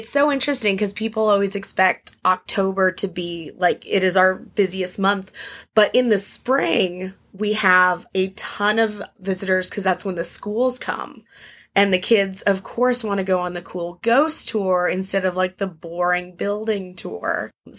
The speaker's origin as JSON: {"language": "English", "region": "Arizona", "country": "United States", "tie": "born or raised there", "moved": "yes", "lives_now": "Washington, D.C., United States", "said": "I grew up in Arizona and we have, like, a little ghost town down the road"}